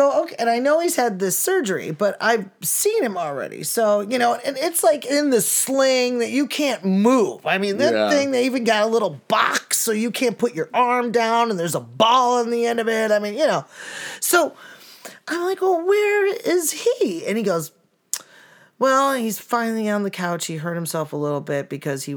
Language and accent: English; Chicago, Illinois, United States; I'm from Chicago